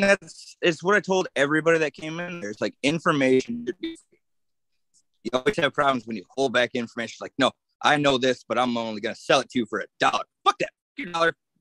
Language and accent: English; Saginaw, Michigan, United States; I grew up in Saginaw